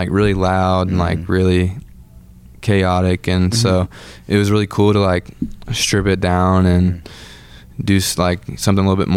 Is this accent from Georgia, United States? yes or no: yes; Atlanta, Georgia, United States; We are from Atlanta